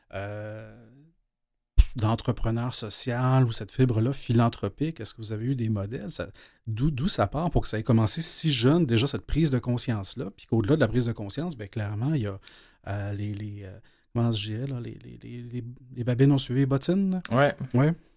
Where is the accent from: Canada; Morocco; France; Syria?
Canada; L'Épiphanie, Quebec; j'ai grandi dans la Naudière, à l'Épiphanie.